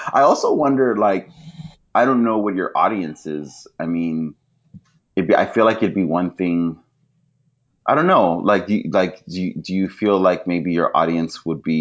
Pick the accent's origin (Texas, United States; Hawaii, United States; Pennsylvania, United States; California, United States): California, United States; Los Angeles; I grew up in Boyle Heights